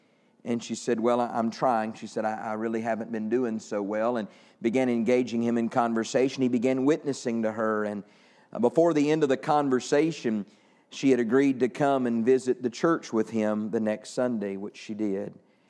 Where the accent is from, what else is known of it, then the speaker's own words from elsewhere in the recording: Texas, United States; Great, I'm from Texas.